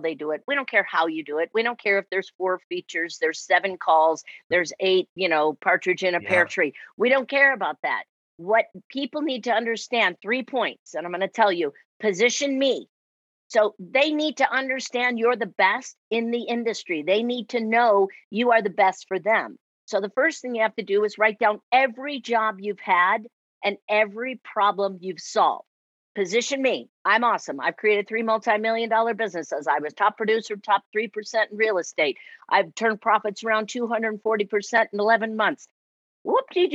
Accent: Chicago, Illinois, United States; accent: Chicago; now in Arizona, United States; I am in Arizona, but I'm originally from Chicago

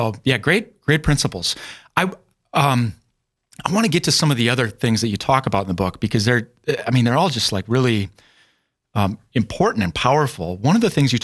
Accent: South Dakota, United States; moved away as an adult; also born or lived in Isanti County, Minnesota; moving back to my home state of South Dakota for the job I now have 4 years ago

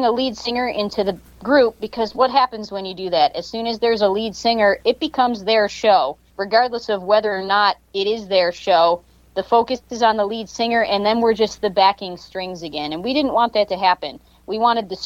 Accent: Lewiston, New York, United States; now in Las Vegas, United States; I grew up in Lewiston, New York, which is kind of a suburb of Buffalo.

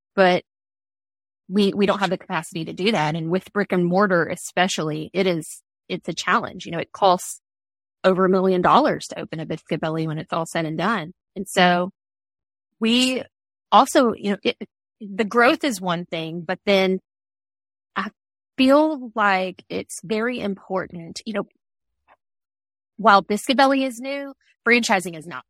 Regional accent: Georgia, United States; moved away as an adult; now in Louisville, United States; we're from Georgia

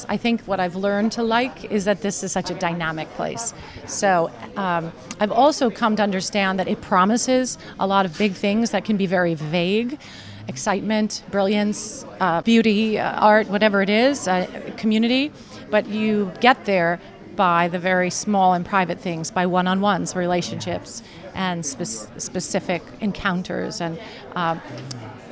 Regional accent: Long Island, New York, United States; I was a girl from Long Island.

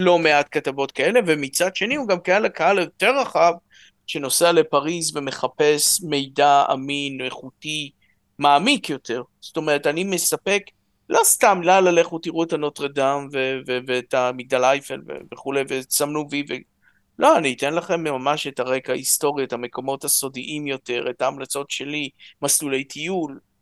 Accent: Jerusalem, Jerusalem District, Israel; אני ירושלמי, ההורים עלו מרוסיה

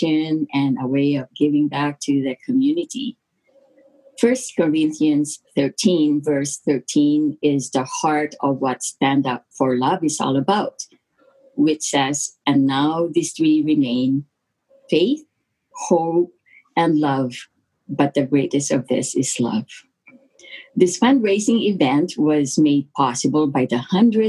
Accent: Philippines; now in Alberta, Canada; I was born in the Philippines and migrated to Canada in 1974 after my sister sponsored my parents and my three other siblings. Life in the Philippines was tough back then

